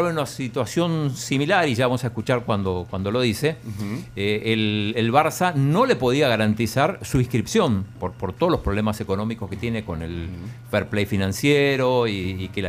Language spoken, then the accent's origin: Spanish; Balcarce, Buenos Aires Province, Argentina; De Balcarce, provincia de Buenos Aires.